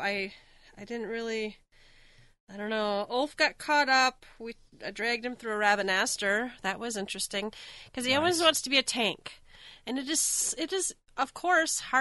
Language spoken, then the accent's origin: English; Minnesota, United States; I'm from Minnesota